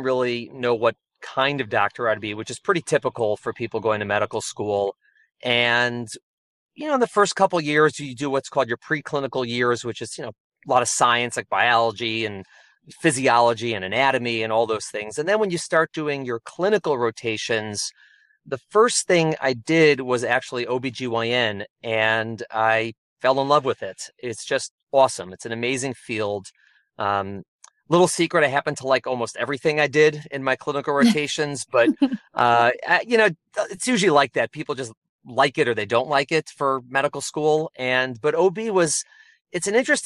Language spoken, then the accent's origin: English; Chicago, Illinois, United States; moved away as an adult; also born or lived in New York; now in New Jersey, United States; I'm originally from Chicago, and I came out to New York for undergraduate for college.